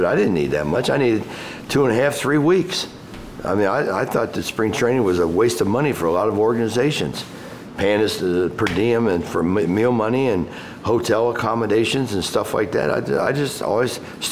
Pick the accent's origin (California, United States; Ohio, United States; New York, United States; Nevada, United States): Ohio, United States; Cincinnati; I'm from Cincinnati